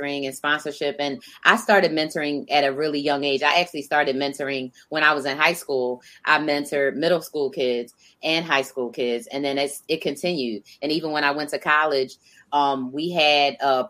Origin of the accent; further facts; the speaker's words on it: East Coast, United States; moved away as an adult; now in Portland, United States; I'm from the East Coast originally, but I've been on the West Coast for 7 years now.